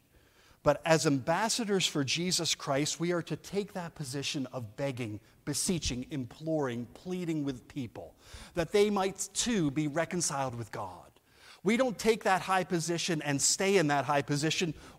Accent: New Jersey, United States; now in Edinburgh, United Kingdom; I'm from New Jersey, but I live in Edinburgh.

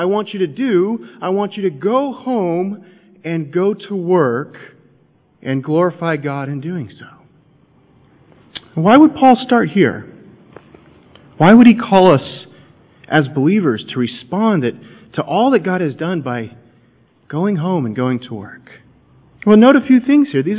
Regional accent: United States; I'm an American

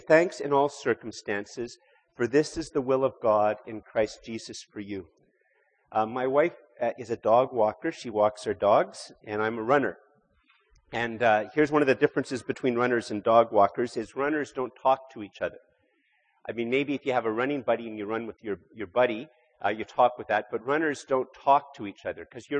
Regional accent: Canada; I'm born here in Canada.

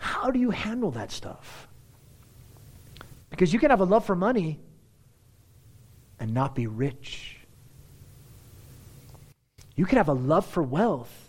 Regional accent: United States; as our American culture

